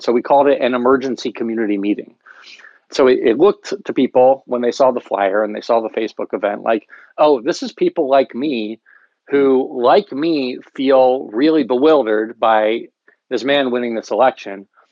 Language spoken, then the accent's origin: English; Lancaster County, Pennsylvania, United States; moved away as an adult; also born or lived in Berkeley; We're both from Lancaster County, Pennsylvania. I grew up in, in the county, and I grew up conservative, working class, rural